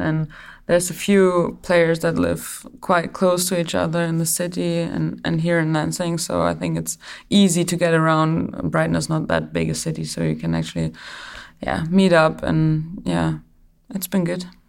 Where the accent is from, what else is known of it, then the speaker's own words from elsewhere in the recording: Germany; moved away; we don't have like, a lot of big stars in, in Germany. It's more, um, about the team, and that's what you get taught, like, and also that's what I was brought up